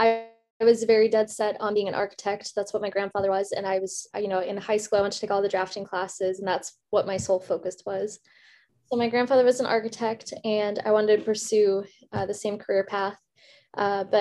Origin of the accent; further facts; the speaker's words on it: Minnesota, United States; moved away; also born or lived in South Africa; I moved here to start first grade. So I spent most of my childhood in Minnesota